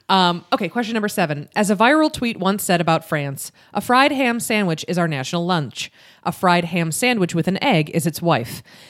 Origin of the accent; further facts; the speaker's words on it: Buffalo, New York, United States; The city of Buffalo, New York, my hometown